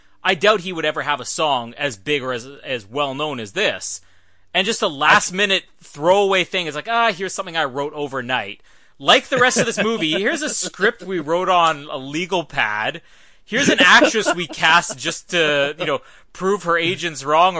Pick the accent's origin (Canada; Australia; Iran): Canada; I'm Canadian